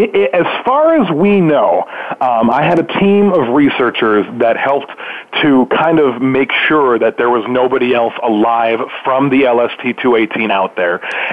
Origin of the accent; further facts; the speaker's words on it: Milwaukee, Wisconsin, United States; That's my hometown.